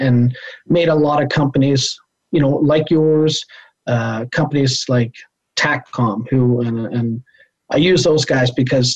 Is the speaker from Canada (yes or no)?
yes; Canada; as a Canadian